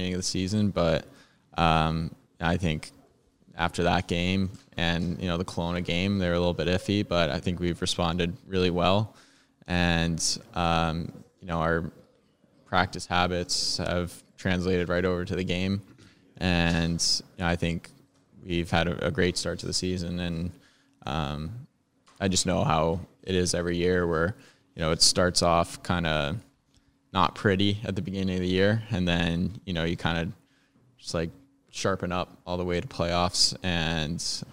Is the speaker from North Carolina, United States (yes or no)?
no; Denver, Colorado, United States; I'm from Denver